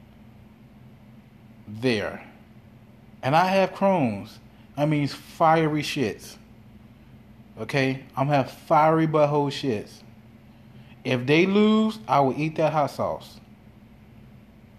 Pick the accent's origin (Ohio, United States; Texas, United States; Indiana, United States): Indiana, United States; Gary; now in Chicagoland area, United States; I am from Gary, Indiana